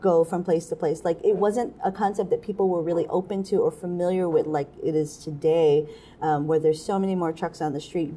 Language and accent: English; Honokaa, Hawaii, United States; moved away; I'm from Honokaa